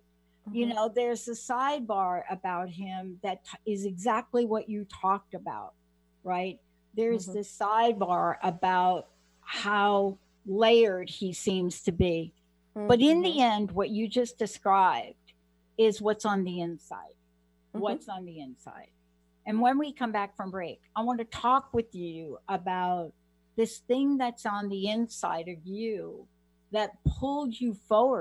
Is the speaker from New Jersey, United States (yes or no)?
no; New York, United States; growing up on the East Coast, and especially as a young child in New York